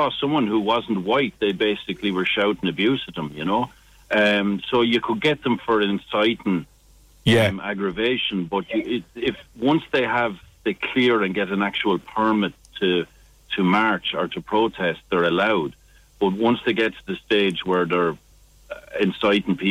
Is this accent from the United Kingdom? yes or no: no; Ireland; moved away